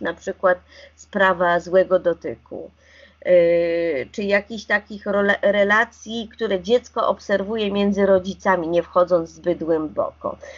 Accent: Warsaw, Masovian Voivodeship, Poland; Ja jestem warszawianką i mam wyższe wykształcenie

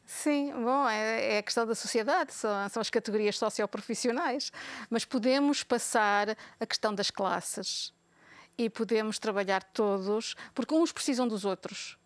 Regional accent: Portugal; now in Belgium; Somos portugueses, somos também europeus

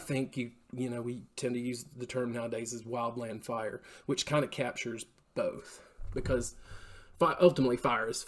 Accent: Knoxville, Tennessee, United States; moved away as an adult; also born or lived in New England / Missouri; grew up in Knoxville, went over to UT and studied zoology.

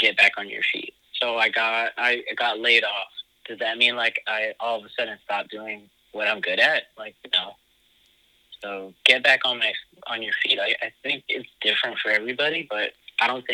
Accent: Miami, Florida, United States; now in New York, United States; I'm from Miami

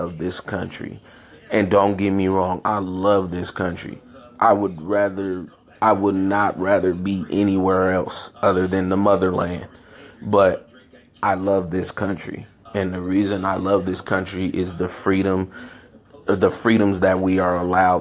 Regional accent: San Francisco, California, United States; also born or lived in Chicago, Illinois; I grew up in San Francisco, California

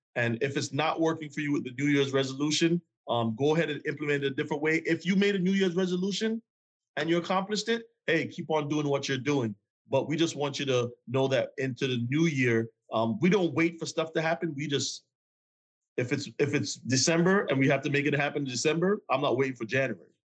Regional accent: Jamaica; I'm from Jamaica

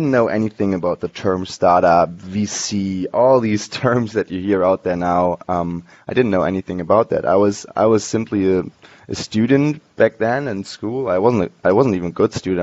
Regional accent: Hamburg, Germany; moved away as an adult; also born or lived in San Francisco; I'm originally from Hamburg, Germany. I grew up there and went to school there

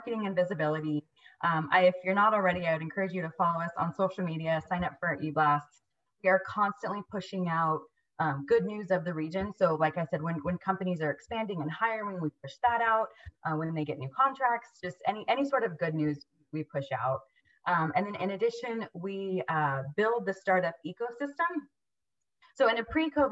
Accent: Oceanside, California, United States; I am actually born and raised in Oceanside

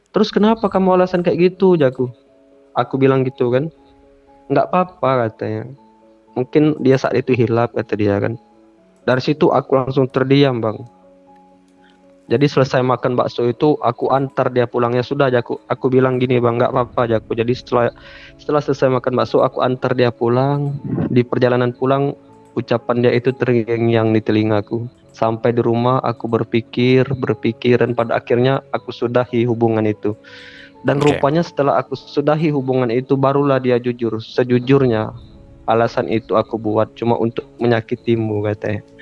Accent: Palembang, South Sumatra, Indonesia; also born or lived in Medan; saya itu dari Palembang ke Medan

